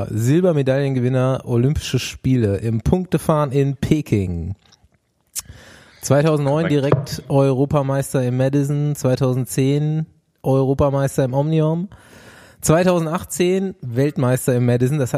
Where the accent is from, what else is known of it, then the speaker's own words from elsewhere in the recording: East Germany, Germany; born there; Ja, 1985 als stolzer Ossi geboren.